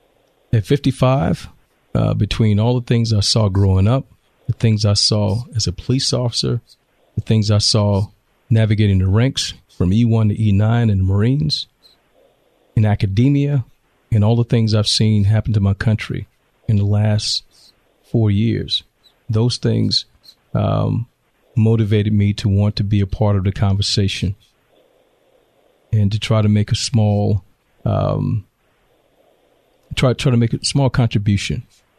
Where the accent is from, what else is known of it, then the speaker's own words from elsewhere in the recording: the South, United States; now in Temecula, United States; When I moved into the home I live in Temecula right now in 2004, not 1964, I'm from the South, so we speak to people.